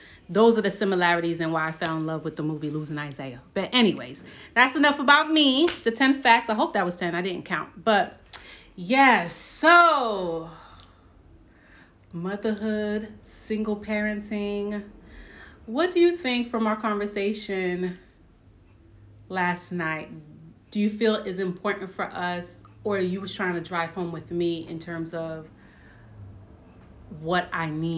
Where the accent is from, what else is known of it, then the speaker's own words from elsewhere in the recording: Brooklyn, New York, United States; So one thing about me is that I am from Brooklyn, New York. I am a child of Haitian and Dominican Republican parents. I don't speak Spanish, but I do speak Haitian Creole.